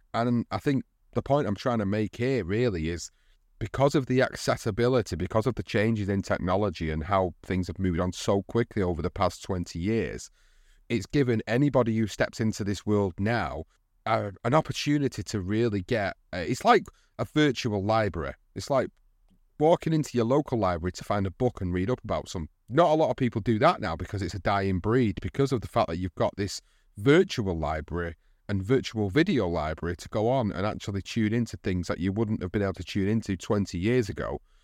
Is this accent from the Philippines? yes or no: no; United Kingdom; for us as British fans